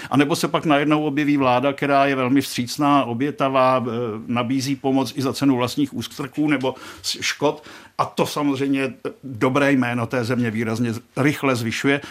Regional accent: Czechia; jsem z Česka

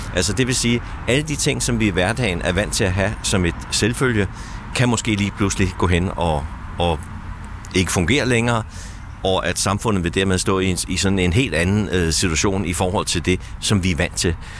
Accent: Denmark; vi som danskere

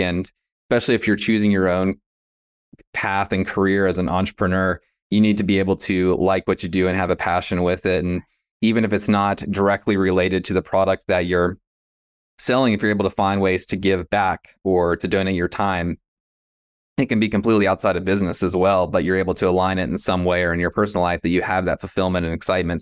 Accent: West Virginia, United States; moved away as an adult; Growing up in West Virginia and, yeah, Appalachia and, uh, this region

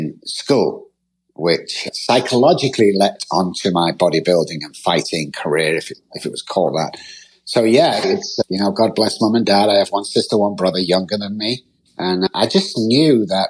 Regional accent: Manchester, North West England, United Kingdom; moved away; I'm from Manchester, United Kingdom, grew up there.

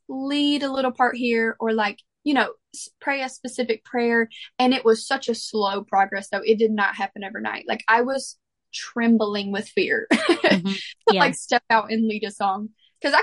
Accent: Mississippi, United States; growing up in the church that I grew up in Mississippi

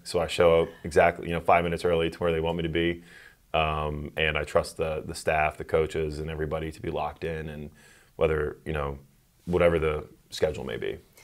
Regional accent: West Chester, Pennsylvania, United States; I grew up in Westchester, Pennsylvania, greatest, um, town in the greatest state

